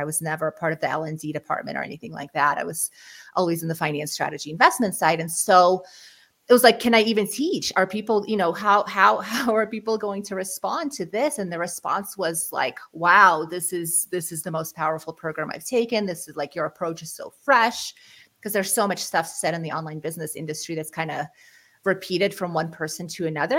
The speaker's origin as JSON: {"language": "English", "country": "Ukraine", "moved": "yes", "lives_now": "United States", "said": "we're actually refugees from Ukraine. We moved to the United States mm. in 1991"}